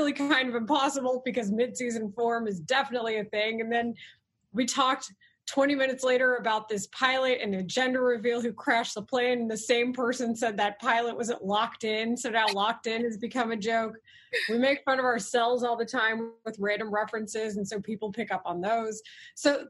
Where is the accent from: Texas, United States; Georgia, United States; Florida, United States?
Texas, United States; Dallas; moved away as an adult; also born or lived in Austin / San Diego / Houston / Philadelphia; now in Chicago, United States; I come from Texas where the regional dialect is different